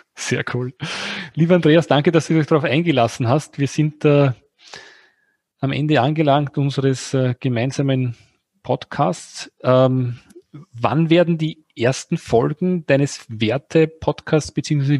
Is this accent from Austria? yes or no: yes; Austria; bei uns in Österreich